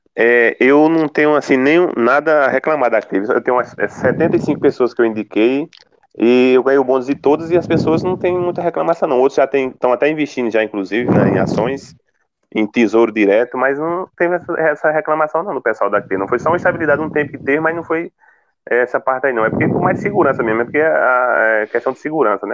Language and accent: Portuguese; Coronel Ezequiel, Rio Grande do Norte, Brazil; Sou de Coronel Ezequiel, Rio Grande do Norte